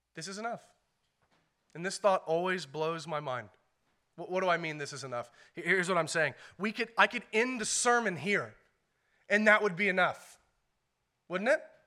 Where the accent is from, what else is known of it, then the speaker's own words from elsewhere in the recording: United States; as American Christians